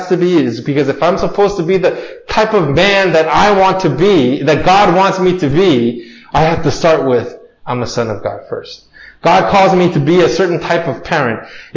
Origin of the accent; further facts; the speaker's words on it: United States; Growing up in America